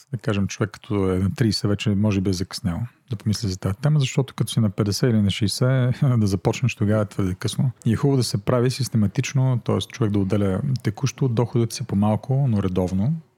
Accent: Plovdiv, Plovdiv Province, Bulgaria; also born or lived in United States; аз съм пловдивчанин. 90-та година завърших английската в Пловдив.

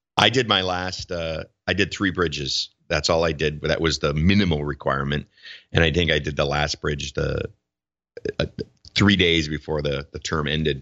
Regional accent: Wisconsin, United States; moved away as an adult; now in Minneapolis–Saint Paul, United States; practiced in Wisconsin in a small town, my hometown for, uh, a year, year and a half.

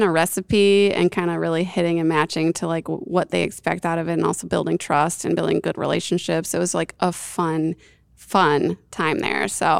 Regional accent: New York, United States; I came from the Northeast. I grew up in upstate New York, so I had a lot of exposure to some like real great craft beer.

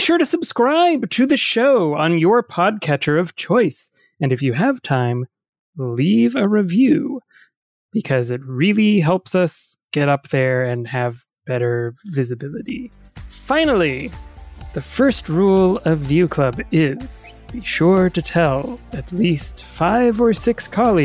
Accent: the South, United States; accent: Southern; I'm from the South

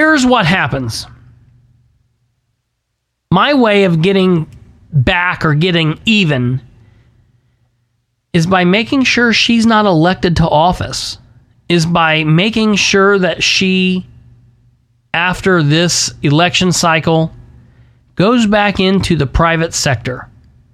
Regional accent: Winchester, Indiana, United States; now in Muncie, United States; I love my hometown of Winchester

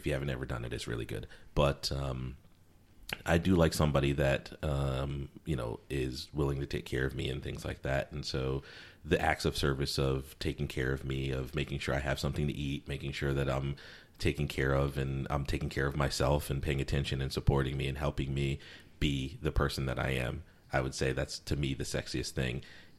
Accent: Connecticut, United States; also born or lived in South Carolina / Virginia / Alabama; I'd say that I grew up in Connecticut because primarily that's where I spent most of my time, but I moved around a bunch. So I could also say I lived in and grew up in South Carolina or Virginia or even Alabama at first to a certain degree

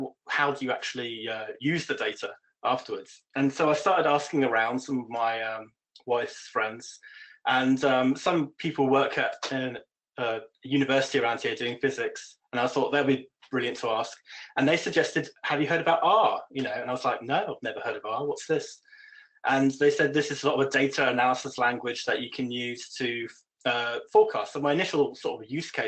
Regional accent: United Kingdom; moved away as an adult; now in Copenhagen, Denmark; I'm British

